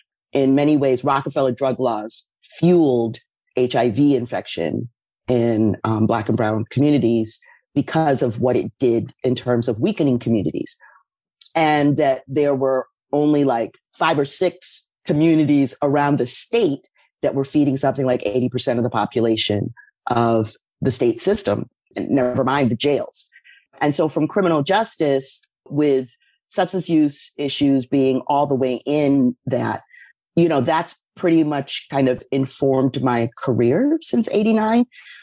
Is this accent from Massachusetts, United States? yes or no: yes; Massachusetts, United States; moved away as an adult; now in New York, United States; I came to New York from Western Massachusetts in 1989.